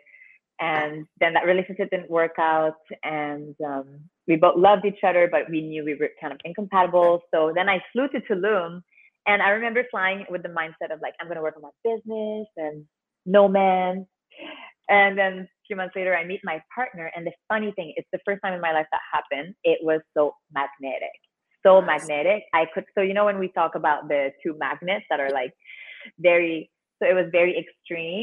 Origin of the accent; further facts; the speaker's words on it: Canada; now in Mexico; I'm from Canada.